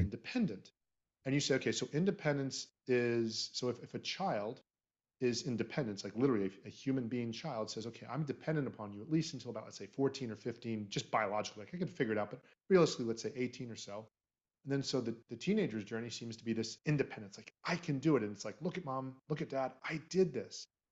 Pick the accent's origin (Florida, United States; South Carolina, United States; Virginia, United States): Florida, United States; we're both from Florida